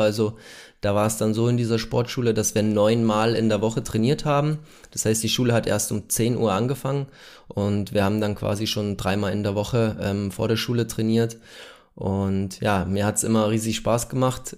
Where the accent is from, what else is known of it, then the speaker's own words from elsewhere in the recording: near Munich, Bavaria, Germany; Ich bin gebürtig äh, aus der Nähe von München